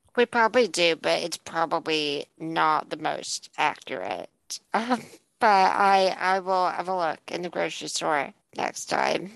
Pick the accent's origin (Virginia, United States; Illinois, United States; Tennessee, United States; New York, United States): Illinois, United States; now in United Kingdom; you and I grew up in Illinois